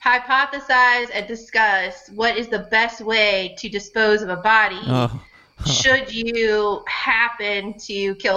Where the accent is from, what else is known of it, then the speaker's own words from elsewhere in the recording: Florida, United States; I grew up in Florida.